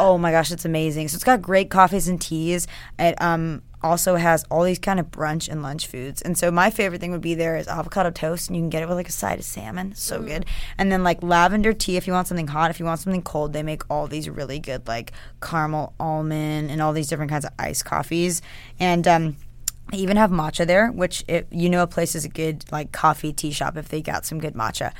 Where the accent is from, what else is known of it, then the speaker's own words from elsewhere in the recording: Alpharetta, Georgia, United States; I grew up in Old Alpharetta, Johns Creek area